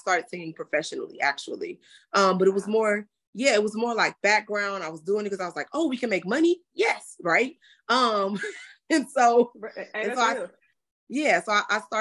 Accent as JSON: {"language": "English", "town": "Inglewood", "region": "California", "country": "United States", "also_born_or_lived": "Los Angeles County", "said": "I'm just a real girl from Inglewood, California, all of the other cities in LA County, because we lived a lot of places"}